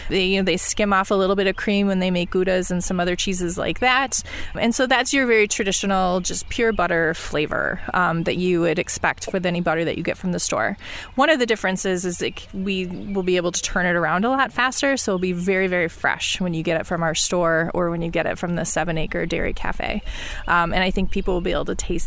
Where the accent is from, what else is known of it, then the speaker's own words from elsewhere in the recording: Mount Horeb, Wisconsin, United States; I grew up in Mount Horeb, so we're close to my home